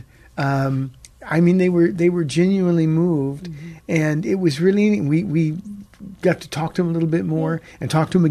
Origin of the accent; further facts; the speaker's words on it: Pomona, California, United States; moved away as an adult; now in San Antonio, United States; we've been here almost 28 years, but we came from Southern California. And he said, where? And I said, Pomona.